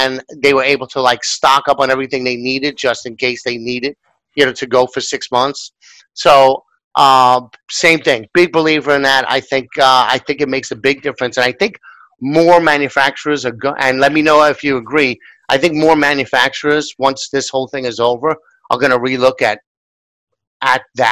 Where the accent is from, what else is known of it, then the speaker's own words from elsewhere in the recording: New York, United States; as a New Yorker